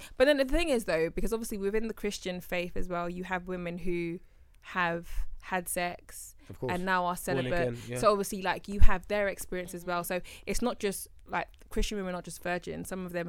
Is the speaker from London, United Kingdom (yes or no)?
yes; London, United Kingdom; moved away; also born or lived in Surrey; I grew up in Brixton, but then my mum moved us out of Brixton to Surrey.